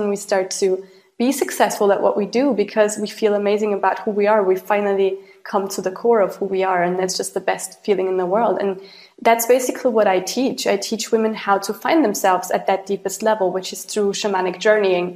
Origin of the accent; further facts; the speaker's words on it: Austria; I grew up in Austria and Europe